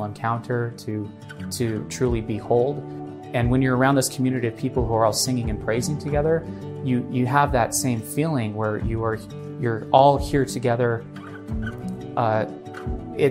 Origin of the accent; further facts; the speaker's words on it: Utah, United States; I grew up here in Utah. I'm a Utah boy for most of my life